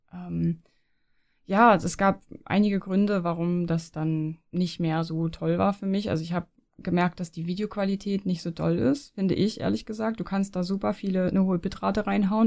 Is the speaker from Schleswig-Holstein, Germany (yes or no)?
yes; near the Danish border, Schleswig-Holstein, Germany; moved away as an adult; also born or lived in Leipzig; now in Switzerland; ich komme ja, ich komme ja aus Norddeutschland von der dänischen Grenze